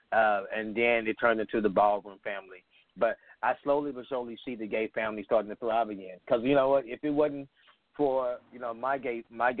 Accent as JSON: {"language": "English", "region": "Texas", "country": "United States", "tie": "born or raised there", "said": "I'm 40, and I grew up in Texas, in the South"}